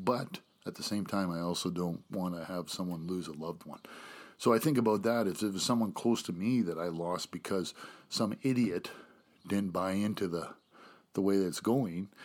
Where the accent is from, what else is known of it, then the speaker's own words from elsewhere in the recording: Canada; also born or lived in United States; I'm proud to say I'm Canadian